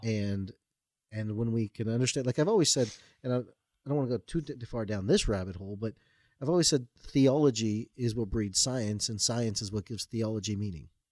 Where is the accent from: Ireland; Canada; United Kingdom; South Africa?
Canada; Toronto, Ontario; I was born and raised in Toronto, Canada.